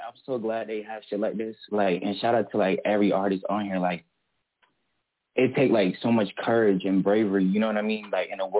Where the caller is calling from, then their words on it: Melbourne, Florida, United States; Melbourne, Florida. I mean, Melbourne, that's where I'm from, Brevard County.